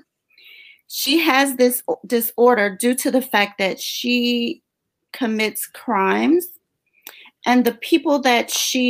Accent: Chicago, Illinois, United States; now in Florida, United States; Born and raised in Chicago

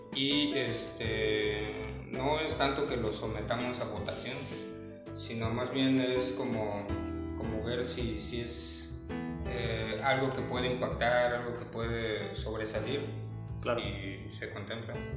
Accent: Cancún, Quintana Roo, Mexico; also born or lived in Mexico City; yo soy originario de la Ciudad de México, pero la verdad es que crecí por aquí, en la zona

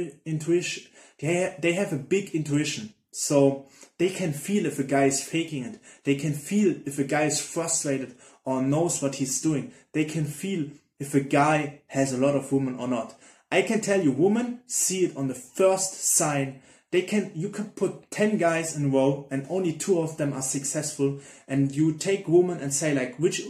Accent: Germany; I'm from Germany

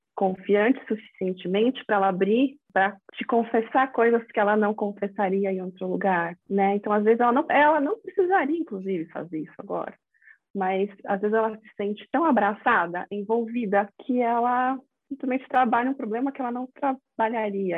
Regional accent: São Paulo, Brazil; also born or lived in Rio de Janeiro; eu sou aqui de São Paulo, vim de novo para cá

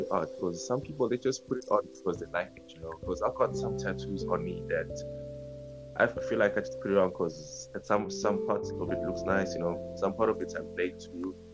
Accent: South Africa; I'm from South Africa, bro.

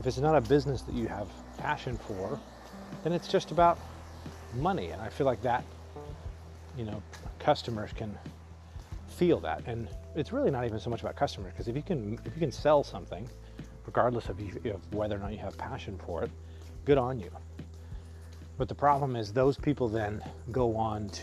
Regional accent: Arizona, United States; I grew up in Arizona

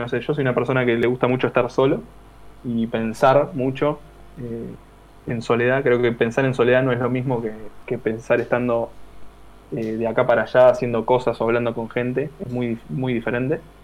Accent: Tierra del Fuego, Argentina; also born or lived in Buenos Aires conurbano; now in Buenos Aires, Argentina; me estoy por mudar a, una provincia que es eh, Tierra del Fuego. Uh, que en realidad es donde yo nací, yo nací ahí, me crié ahí y después me vine para acá, para Buenos Aires.

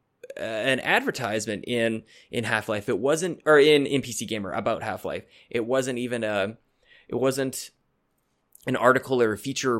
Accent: Canada; I'm as Canadian as anybody

